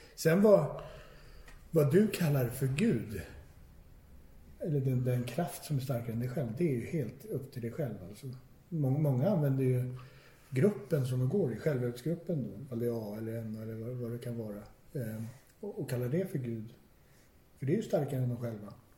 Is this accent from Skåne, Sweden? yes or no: no; Stockholm, Stockholm County, Sweden; jag är född och uppvuxen i Stockholm